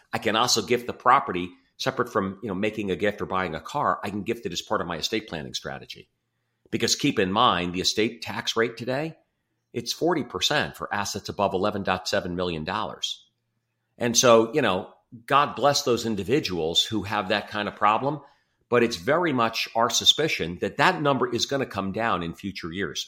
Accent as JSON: {"language": "English", "town": "Livingston", "region": "New Jersey", "country": "United States", "tie": "born or raised there", "moved": "as an adult", "lives_now": "Chicago, United States", "said": "I grew up in New Jersey, um, Livingston, New Jersey, just outside of New York"}